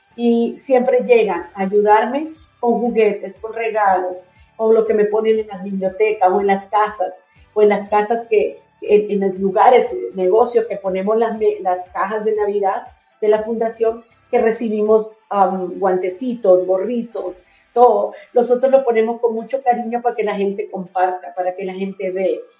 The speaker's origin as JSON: {"language": "Spanish", "country": "Venezuela", "tie": "born or raised there", "also_born_or_lived": "Colombia / Miami, United States", "moved": "as an adult", "lives_now": "Utah, United States", "said": "me crié en Venezuela aunque soy colombiana"}